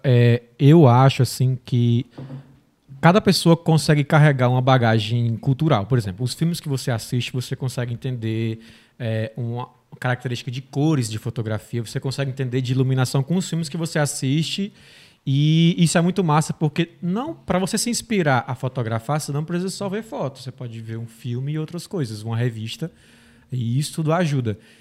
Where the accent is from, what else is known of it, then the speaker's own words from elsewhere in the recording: Tabuleiro do Norte, Ceará, Brazil; moved away; Vim do Ceará, uma cidadezinha do interior, Tabuleiro do Norte. Tem 30 mil habitantes